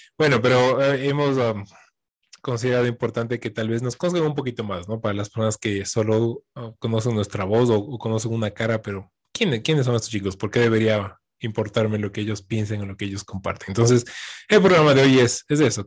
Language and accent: Spanish; Quito, Pichincha, Ecuador; soy quiteño, vivo aquí a la vueltita